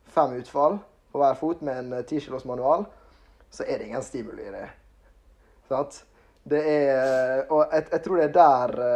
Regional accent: Ålesund, Møre og Romsdal, Norway; moved away as an adult; now in Kristiansand, Norway; Jeg er fra Ålesund. Flytta nettopp til Kristiansand

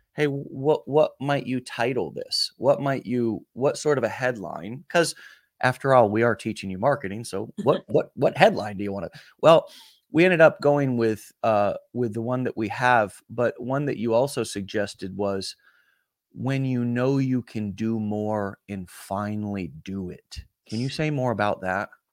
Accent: the South, United States; also born or lived in Alabama; I'm from the South

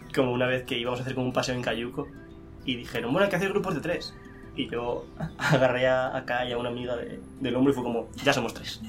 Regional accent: Madrid, Community of Madrid, Spain; soy de España, de Madrid, del centro

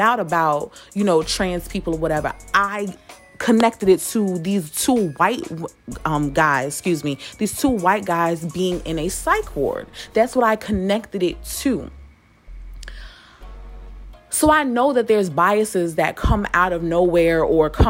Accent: New York, United States; I'm from New York

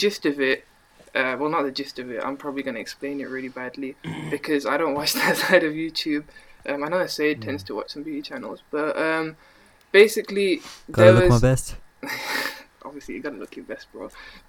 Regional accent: Birmingham, West Midlands, United Kingdom; accent: Brummy; I'm from Birmingham, but I'm sorry, the Brummy accent's not

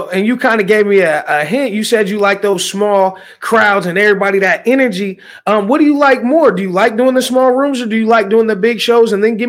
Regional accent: Midwest, United States; I'm a Midwesterner, so we don't have that up here.

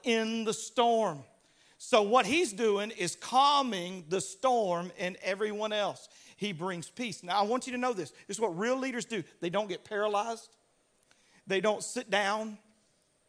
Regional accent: Louisiana, United States; I grew up in Louisiana

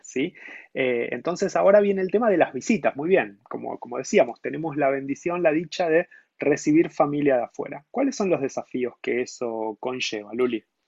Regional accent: Argentina; moved away as an adult; also born or lived in Montevideo, Uruguay; now in São Paulo, Brazil; yo nací en Argentina

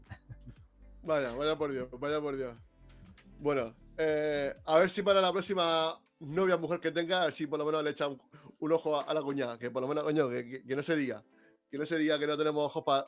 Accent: Region of Murcia, Spain; soy murciano

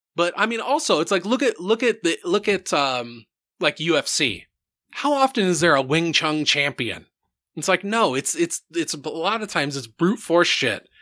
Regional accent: Center Point, Iowa, United States; I grew up in Center Point, which is like a tiny little fucking small town.

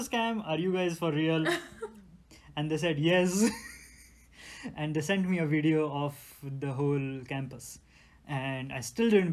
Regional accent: India; moved away as an adult; now in United States; we, coming from middle class Indian families

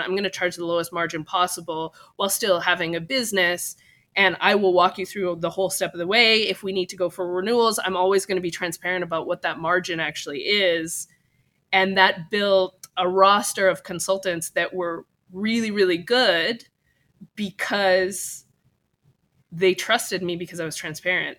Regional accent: California, United States; also born or lived in Japan; I'm from California

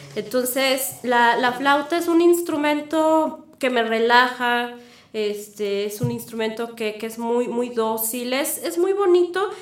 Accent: Puebla, Mexico; moved away as an adult; also born or lived in Guadalajara; yo nací en Puebla, ahí estudié relaciones internacionales en la UAP

